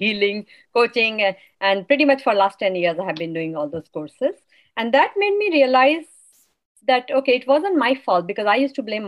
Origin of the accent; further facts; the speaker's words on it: India; now in United States; I'm from India